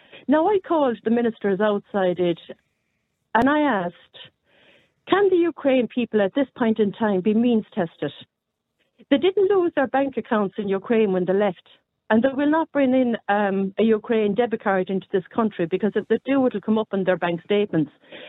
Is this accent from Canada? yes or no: no; Ireland; as Irish people, native Irish people